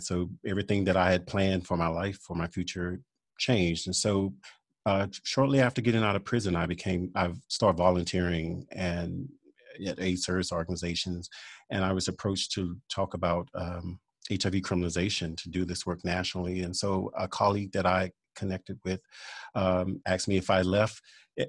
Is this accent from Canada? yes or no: no; Louisiana, United States; I am originally from Louisiana